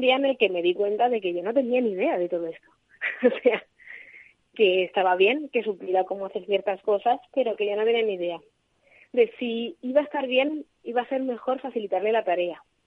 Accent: Madrid, Community of Madrid, Spain; moved away as an adult; now in Alicante, Spain; yo soy de Madrid y me vine aquí a trabajar

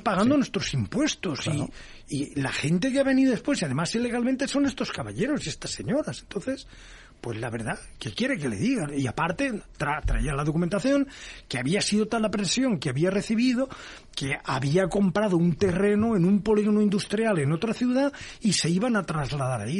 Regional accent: Valencia, Valencian Community, Spain; also born or lived in United States; Valencia, que es mi tierra

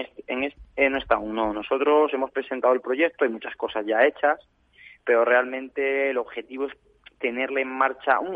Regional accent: Candeleda, Castile and León, Spain; mi tierra

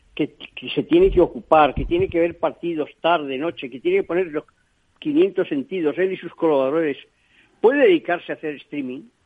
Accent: Spain; yo soy español

